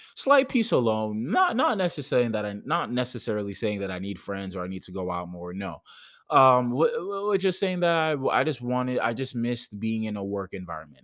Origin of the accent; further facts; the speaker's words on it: Jamaica; moved away; I'm Jamaican.